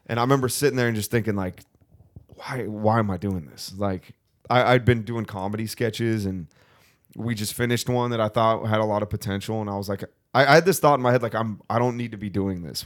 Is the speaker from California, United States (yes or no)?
yes; Thousand Oaks, California, United States; I'm from Ventura County.